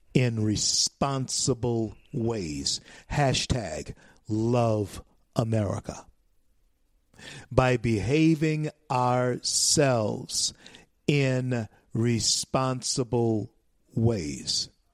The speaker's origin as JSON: {"language": "English", "country": "United States", "said": "we are Americans"}